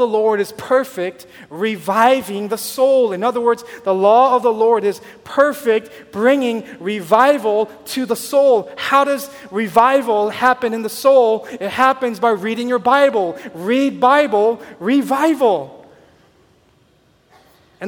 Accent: Southern California, United States; moved away; I grew up in Southern California

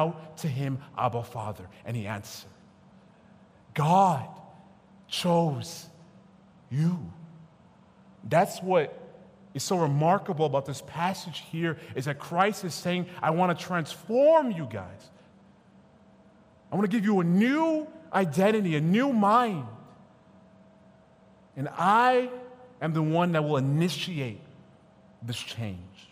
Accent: United States; my parents were born in Nigeria, I was born in America, like the realest African-American

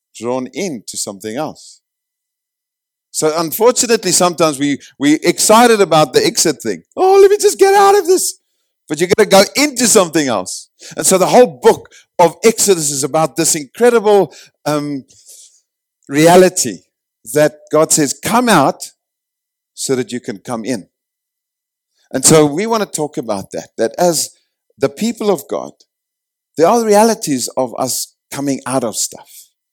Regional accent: South Africa

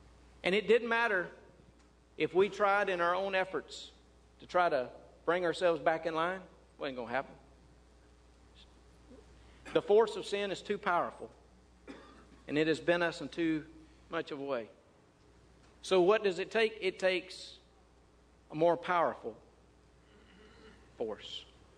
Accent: Mississippi, United States; I grew up in North Mississippi. We had trees everywhere.

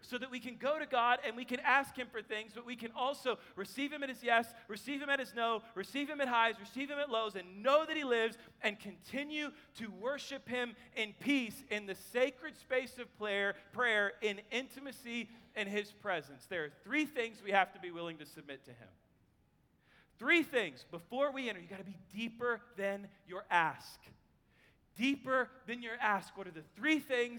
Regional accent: Kansas City, Missouri, United States; now in Texas, United States; I'm from Kansas City

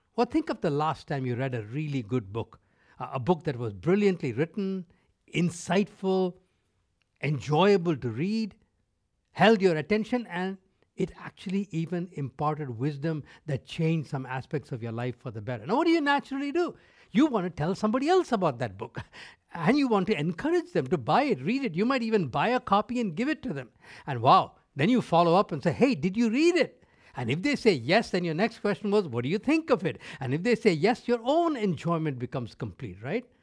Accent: North India, India; first language Tamil; English is a second language; now in North America; I grew up in India. Uh, I spoke Tamil, which was my mother tongue. I spoke Hindi, which was the lingua franca of that country, living in North India

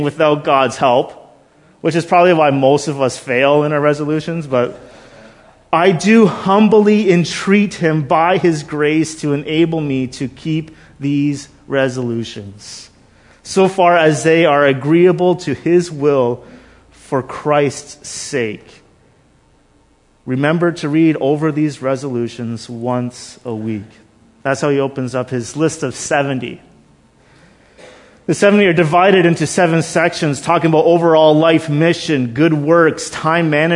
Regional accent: Canada; we're Canadian

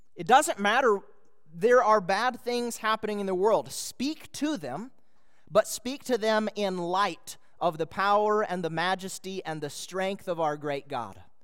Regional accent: Minnesota, United States; moved away; I was a boy in Minnesota

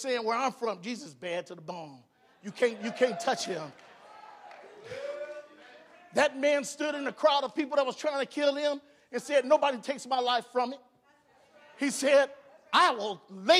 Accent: Cleveland, Ohio, United States; I was born in Cleveland, Ohio.

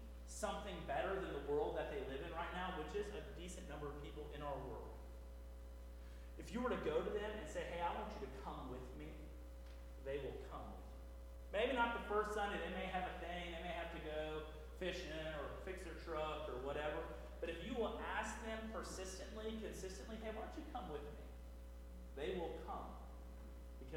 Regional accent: Houston, Texas, United States; where I grew up in the Houston area

